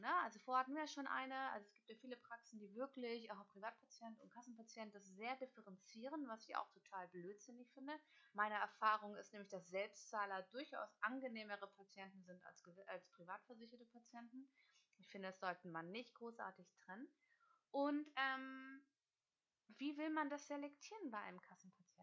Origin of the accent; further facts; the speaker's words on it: Hamburg, Germany; also born or lived in Kiel; Ich bin Hamburgerin, gebürtige